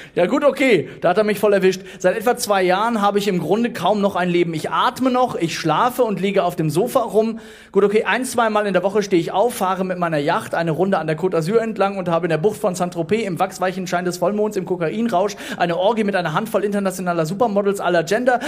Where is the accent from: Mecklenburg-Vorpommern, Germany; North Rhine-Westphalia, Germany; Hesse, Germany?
North Rhine-Westphalia, Germany; Duisburg; Ich komme gebürtig aus Duisburg